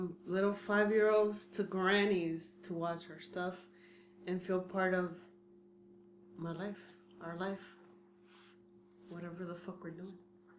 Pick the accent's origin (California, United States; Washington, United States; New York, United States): California, United States; we're from California, the melting pot.